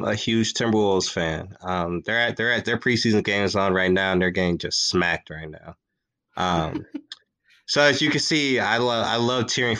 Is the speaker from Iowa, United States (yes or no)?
no; Minneapolis, Minnesota, United States; So I'm born and raised in Minneapolis, Minnesota, but my dad is from Blue Island, Illinois, which is just south of the city of Chicago.